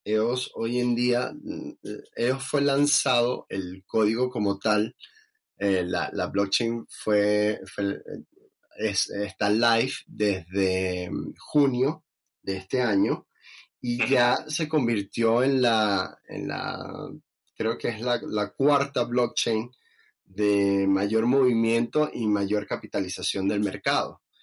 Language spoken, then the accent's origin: Spanish; Venezuela; siendo venezolano